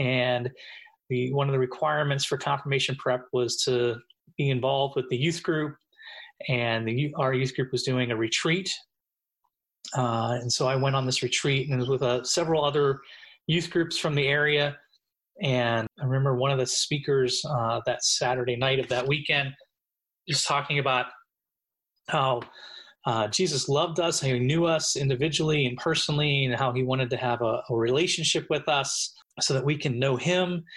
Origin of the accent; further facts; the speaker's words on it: Pittsburgh, Pennsylvania, United States; I grew up just outside of Pittsburgh, Pennsylvania